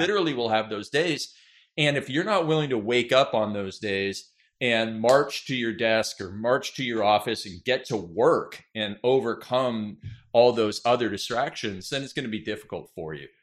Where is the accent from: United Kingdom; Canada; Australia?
Canada; being Canadian